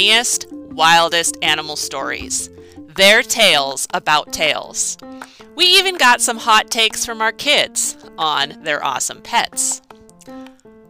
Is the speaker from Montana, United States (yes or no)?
yes; Billings, Montana, United States; now in Lewistown, United States; I'm from Billings too.